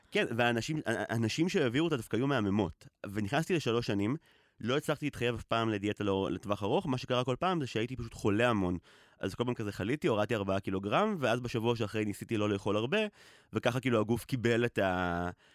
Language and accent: Hebrew; Israel; גדלתי בקיבוץ